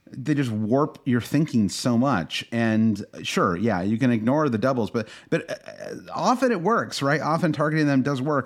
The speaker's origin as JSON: {"language": "English", "country": "United States", "said": "as an American"}